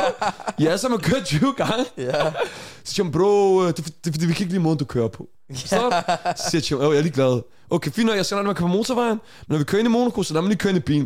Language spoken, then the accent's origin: Danish; Denmark; vi er fra Danmark